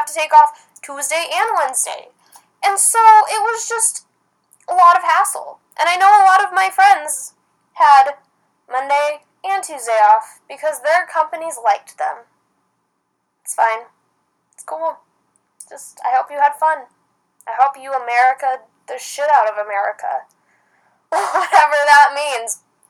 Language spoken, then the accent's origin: English; Idaho, United States; growing up in Idaho